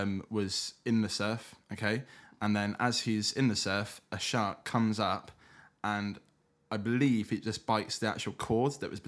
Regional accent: Weston-super-Mare, South West England, United Kingdom; I actually grew up in a place called Weston-super-Mare.

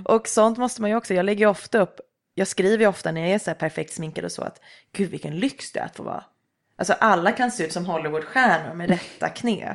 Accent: Nacka, Stockholm County, Sweden; Men jag är uppvuxen i Nacka i Älta

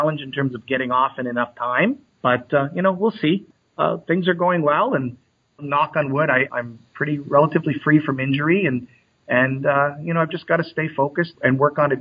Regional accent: Canada; I grew up in Canada

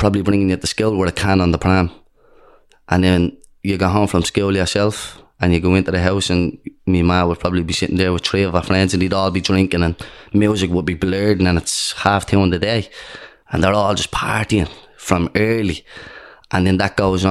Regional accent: Dublin, Leinster, Ireland; where I grew up in Dorset Street flats

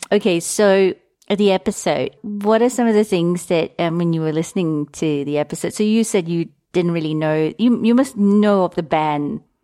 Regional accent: Singapore; moved away; also born or lived in London; in Singapore where I grew

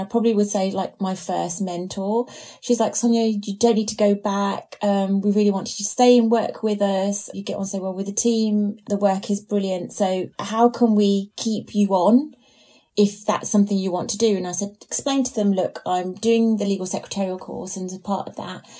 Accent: Norfolk, East of England, United Kingdom; moved away as an adult; also born or lived in London; My family's from Norfolk. I grew up in Norfolk

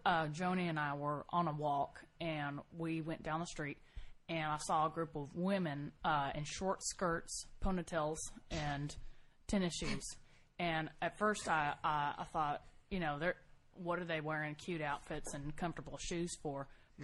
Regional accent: Texas, United States; I'm originally from Texas as well.

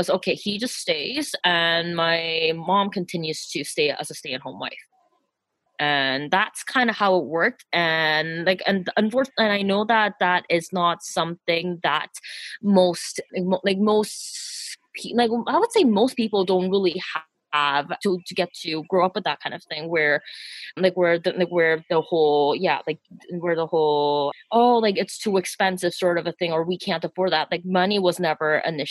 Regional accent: Canada; I am also ethnically South Korean, but I grew up in Canada, so that makes me first generation immigrant

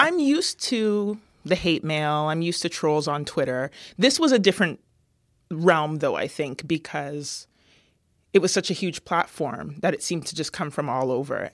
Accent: London, Ontario, Canada; moved away; growing up in London, Ontario was very interesting.

